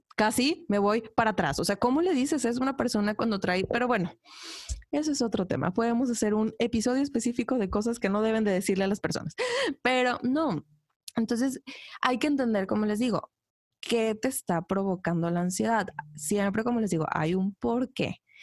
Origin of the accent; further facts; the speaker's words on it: Ciudad Victoria, Tamaulipas, Mexico; moved away as an adult; soy de Ciudad Victoria